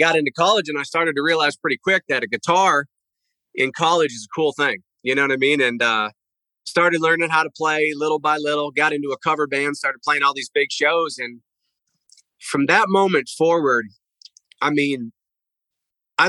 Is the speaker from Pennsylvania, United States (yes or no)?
yes; Pennsylvania, United States; I grew up in Pennsylvania.